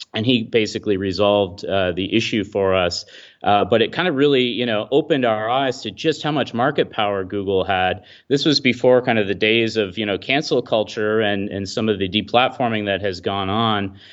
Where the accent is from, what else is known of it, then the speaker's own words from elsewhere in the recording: Midland, Ontario, Canada; my hometown of Midland, Ontario, which is, is where I'm, uh, located